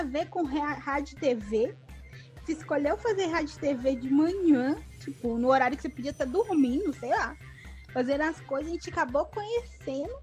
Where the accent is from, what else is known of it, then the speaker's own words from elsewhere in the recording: Minas Gerais, Brazil; a gente é mineiro